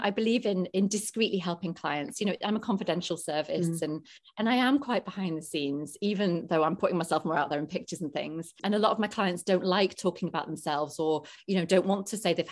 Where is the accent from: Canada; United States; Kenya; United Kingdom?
United Kingdom; England; I was Polish before being English, even though I was born in England